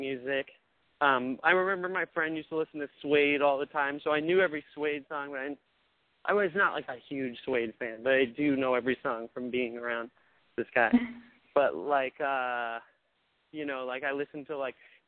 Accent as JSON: {"language": "English", "region": "Maine", "country": "United States", "said": "I'm from Maine"}